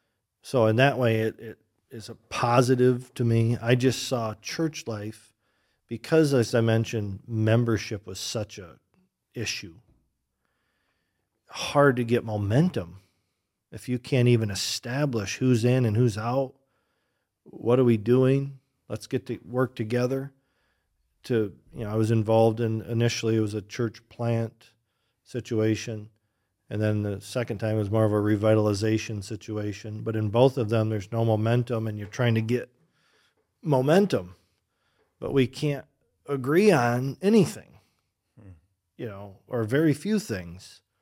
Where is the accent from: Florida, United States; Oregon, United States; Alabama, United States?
Oregon, United States; now in Michigan, United States; Growing up in Oregon, they had no conception of another church of any stripe.